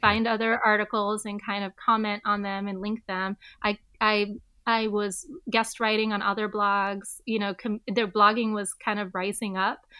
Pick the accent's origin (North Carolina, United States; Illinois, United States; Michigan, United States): Michigan, United States; Southfield; also born or lived in Detroit, Michigan; we moved out shortly, a little bit after I was born to Southfield, Michigan, which is just outside of Detroit. And I'm glad I'm from there